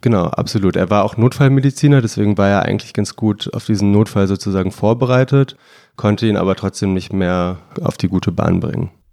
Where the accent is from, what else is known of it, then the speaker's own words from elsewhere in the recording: Bonn, North Rhine-Westphalia, Germany; Ich komme aus Bonn